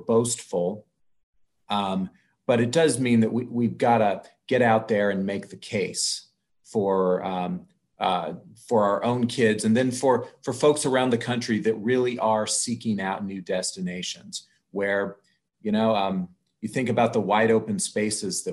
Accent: Iola, Kansas, United States; moved away as an adult; also born or lived in Washington, D.C.; born and raised in Kansas, you know, I graduated from Iola High School

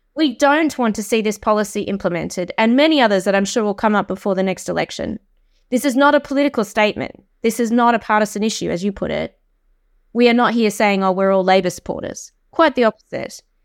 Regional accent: Australia; accent: Australian; moved away as an adult; now in United Kingdom; I'm Australian, uh, but I have lived in this country for seventeen years

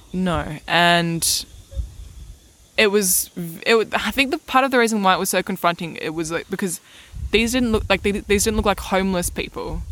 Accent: Melbourne, Victoria, Australia; I grew up in Melbourne my whole life

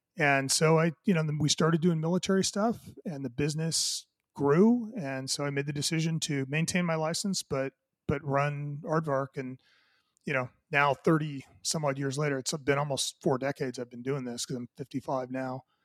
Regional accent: Southern California, United States; I grew up, uh, you know, in Southern California

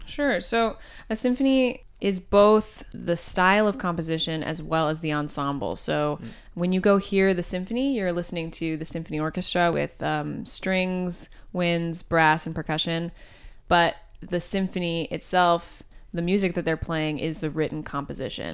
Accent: Champaign, Illinois, United States; I play the cello and I'm from Champaign, Illinois.

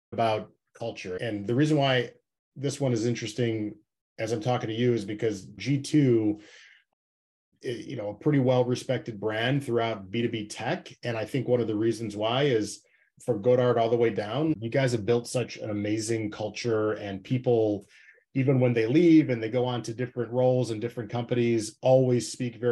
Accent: Chicago, Illinois, United States; my hometown of Chicago

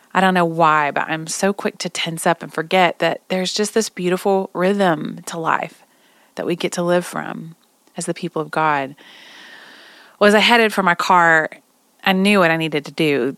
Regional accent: Oklahoma, United States; I'm from Oklahoma

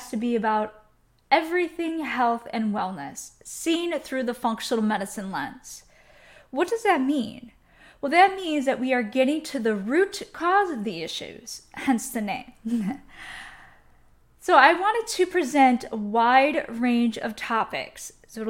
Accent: Chicago, Illinois, United States; moved away as an adult; also born or lived in Miami / New York / Milwaukee; I moved to Miami, New York, Milwaukee, growing up in Chicago

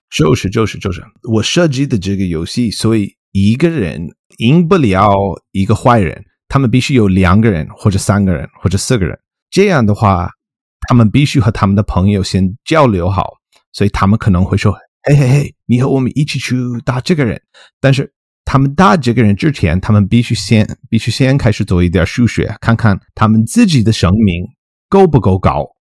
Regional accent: Colorado, United States; Chinese is a second language; moved away as an adult; also born or lived in Utah; now in Michigan, United States; 我身在在密西根州， 密西根州。 我是刚刚搬到家。我， 我老家是科罗拉多州

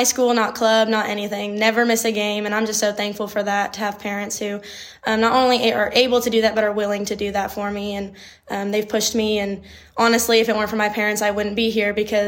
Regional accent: Schertz, Texas, United States; moved away as an adult; now in Marshall, United States; I am from Schertz, Texas. It's just on the northeast side of San Antonio

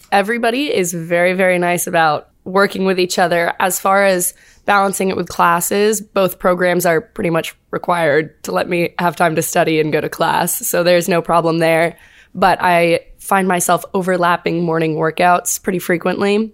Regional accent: Fauquier County, Northern Virginia, United States; moved away as an adult; now in Auburn, Alabama, United States; I am from Northern Virginia-ish.

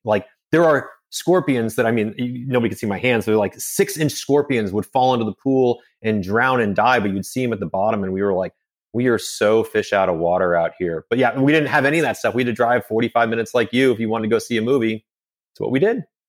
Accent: Phoenix, Arizona, United States; also born or lived in Connecticut / Cave Creek, Arizona / Carefree, Arizona; So I grew up in Phoenix, Arizona. I was technically born in Connecticut, moved to Phoenix when I was three years old.

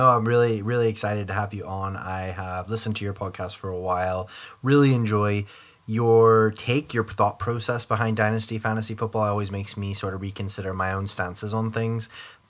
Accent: United States; moved away as an adult; now in United Kingdom; I am originally from the States, but I've lived most of my adult life in Northern Ireland.

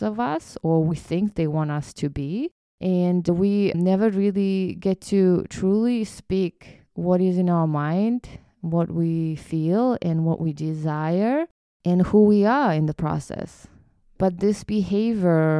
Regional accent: Kyrgyzstan; moved away; me growing up in Kyrgyzstan

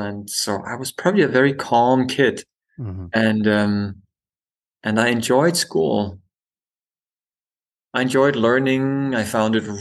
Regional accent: Denmark; I was born on a small island in the Baltic Sea

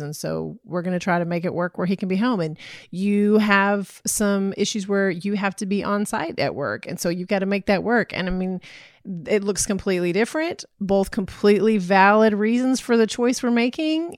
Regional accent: Texas, United States; I'm from Texas

